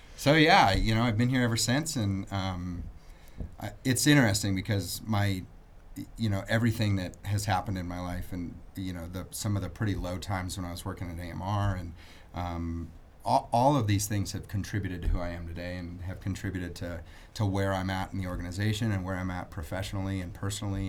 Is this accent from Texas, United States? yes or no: no; Peyton, Colorado, United States; I grew up in Peyton